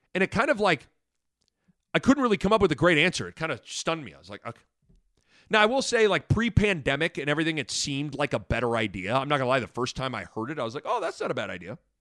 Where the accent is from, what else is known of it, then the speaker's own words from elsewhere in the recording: Lincoln, Nebraska, United States; also born or lived in Omaha, Nebraska; being an Nebraskan, born and raised in Lincoln